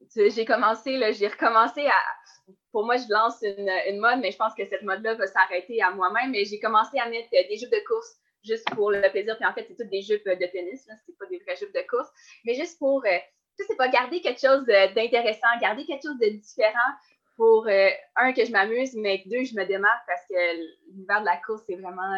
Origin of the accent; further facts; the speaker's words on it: Baie-Comeau, Quebec, Canada; j'ai commencé le sport sur la côte nord, puis j'ai commencé avec le patinage de vitesse